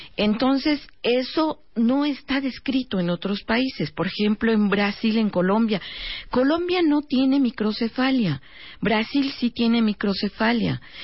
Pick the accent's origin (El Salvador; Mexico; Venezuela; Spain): Mexico